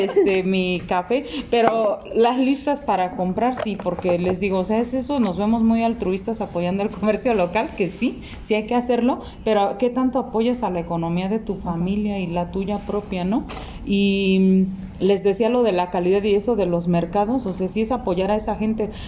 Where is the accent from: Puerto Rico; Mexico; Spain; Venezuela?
Mexico; nosotros como mexicanos